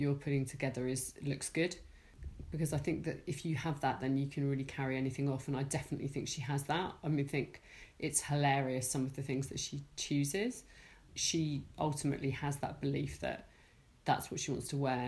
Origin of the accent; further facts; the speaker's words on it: Hertfordshire, East of England, United Kingdom; I grew up in Wellingborough City in Hertfordshire